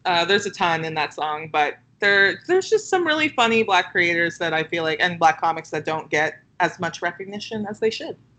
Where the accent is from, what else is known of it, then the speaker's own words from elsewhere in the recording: Los Angeles, California, United States; now in Brooklyn, United States; Los Angeles, which is my hometown.